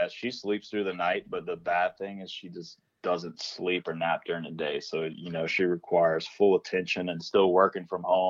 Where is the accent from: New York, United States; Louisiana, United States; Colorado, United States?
Louisiana, United States; New Iberia; No. So I'm from New Iberia, which is pretty far south.